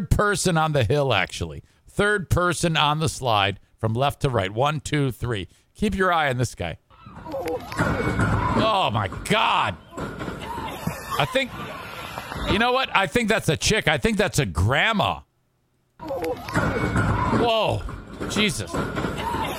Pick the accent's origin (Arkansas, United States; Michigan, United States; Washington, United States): Michigan, United States; Detroit; where I grew up in Detroit